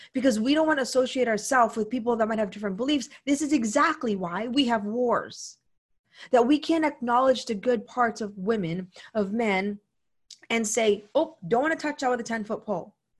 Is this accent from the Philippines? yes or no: yes; Philippines; moved away; also born or lived in United States; I come from the Philippines